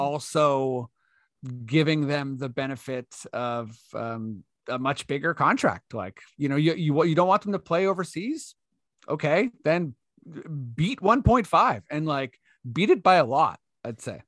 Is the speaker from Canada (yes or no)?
yes; Canada; as a Canadian